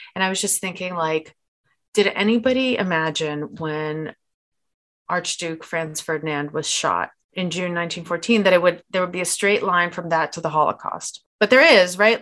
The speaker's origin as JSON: {"language": "English", "region": "Moscow", "country": "Russia", "said": "I'm from Moscow"}